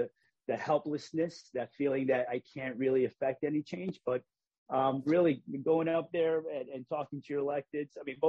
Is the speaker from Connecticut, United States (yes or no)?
yes; Hartford, Connecticut, United States; What it's like to have been Puerto Rican growing up in Hartford and engaging the educational system.